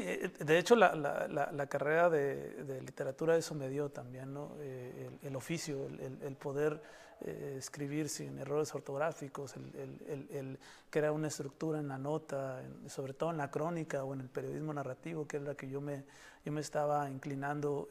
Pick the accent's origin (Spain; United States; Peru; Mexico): Mexico; Baja California; also born or lived in Mexico City; los, los bajacalifornianos